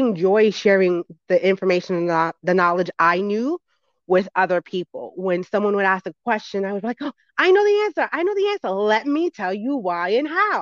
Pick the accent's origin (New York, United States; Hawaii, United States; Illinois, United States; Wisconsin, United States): New York, United States; New York City; I grew up in the Bronx, New York.